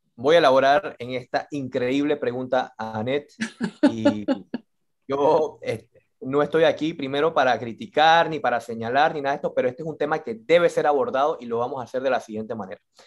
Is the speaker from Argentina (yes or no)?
no; Colón, Panama; nosotros como panameños, como colonenses